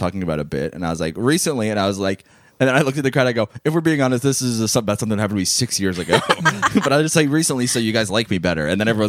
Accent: Long Island, New York, United States; I grew up in New York, but I feel like I had a very because I grew up on Long Island, and my family is Italian, but we're not particularly like stereotype.

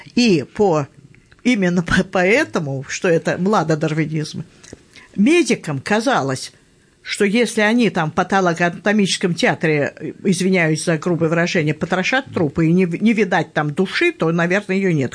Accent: Moscow, Russia; я москвичка

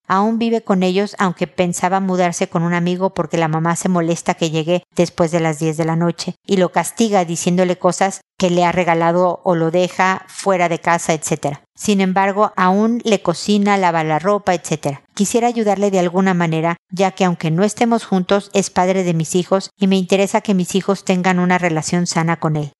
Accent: Mexico; now in Chile; de México, de mi país o de Chile donde vivo

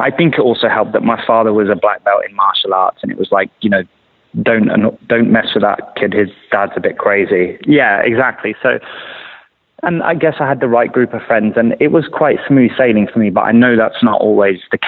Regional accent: London, United Kingdom; I grew up in London

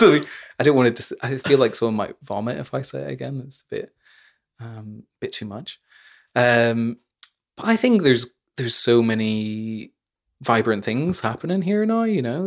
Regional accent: Northern Ireland, United Kingdom; growing up in Northern Ireland

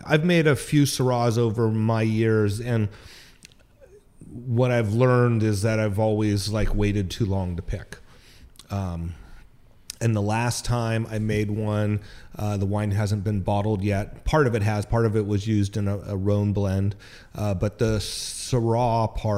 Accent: Petaluma, California, United States; I'm born and raised in Petaluma

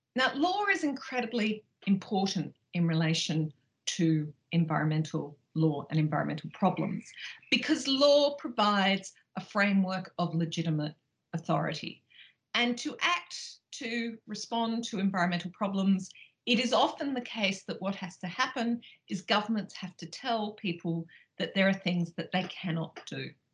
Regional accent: Australia; moved away; as you probably can tell from my accent, I grew up in Australia

